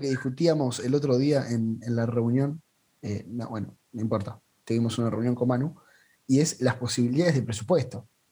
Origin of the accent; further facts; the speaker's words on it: La Plata, Buenos Aires Province, Argentina; siendo platense